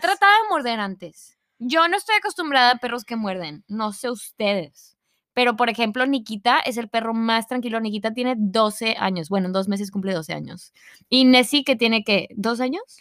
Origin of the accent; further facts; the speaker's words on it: Mexico; first language Spanish; Yo soy mexicana